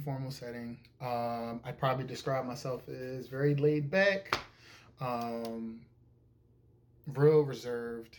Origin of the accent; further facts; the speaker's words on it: Philadelphia, Pennsylvania, United States; I am from Philadelphia, Pennsylvania. I am born and raised. I've been here my entire life.